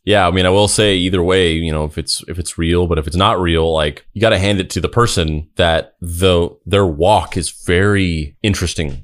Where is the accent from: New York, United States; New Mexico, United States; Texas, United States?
New Mexico, United States; Roswell; I grew up in Roswell, fucking New Mexico. That is my hometown that I grew up